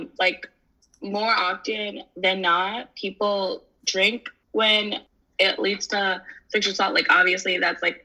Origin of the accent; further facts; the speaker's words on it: Rhode Island, United States; I'm actually here from Rhode Island